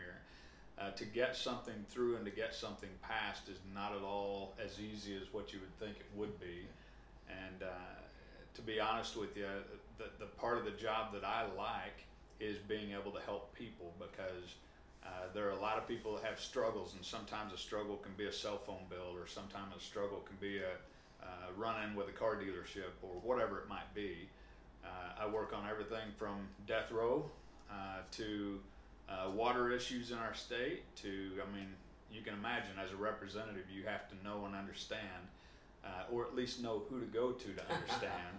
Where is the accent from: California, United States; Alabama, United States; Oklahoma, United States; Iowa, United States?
Oklahoma, United States; Cleveland; also born or lived in Pawnee, Oklahoma / Parris Island, South Carolina; I was born and raised in Oklahoma, born in Pawnee, raised in Cleveland and Morrison area